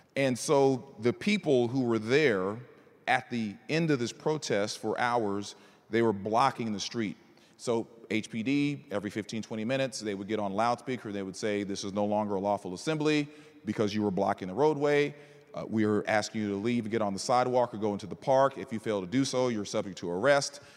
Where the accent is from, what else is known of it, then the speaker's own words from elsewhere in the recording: College Station, Texas, United States; also born or lived in Northern Virginia; now in Houston, United States; I was raised in Bryan College Station